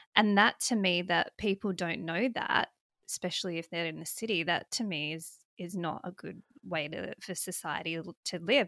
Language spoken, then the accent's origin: English; South Australia, Australia; moved away as an adult; now in Western Australia, Australia; I'm from South Australia